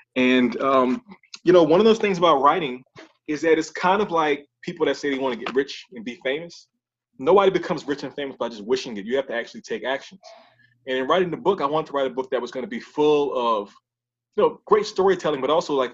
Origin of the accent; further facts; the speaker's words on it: New Orleans, Louisiana, United States; my hometown, New Orleans